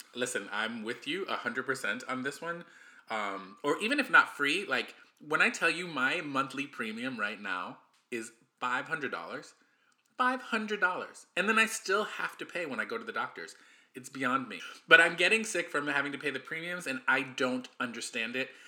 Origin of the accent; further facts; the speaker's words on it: United States; I'm the American